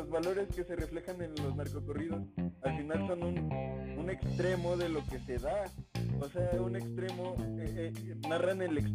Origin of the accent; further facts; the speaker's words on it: Mexico; nosotros como mexicanos